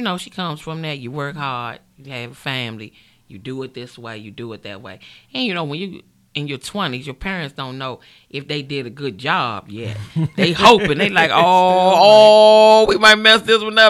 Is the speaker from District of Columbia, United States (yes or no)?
yes; Washington, District of Columbia, United States; accent: DC; I'm born and raised in Washington, D.C., Southside